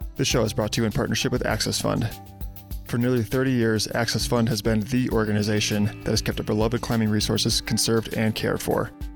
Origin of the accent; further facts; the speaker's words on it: Libertyville, Illinois, United States; moved away; I'm from Libertyville